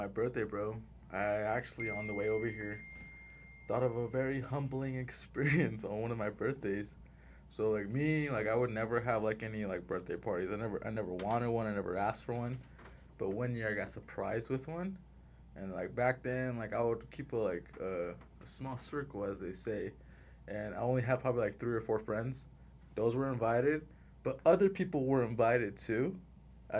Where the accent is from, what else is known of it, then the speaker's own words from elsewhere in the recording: Salt Lake City, Utah, United States; also born or lived in Simi Valley, California; Born in Simi Valley, raised in Salt Lake City.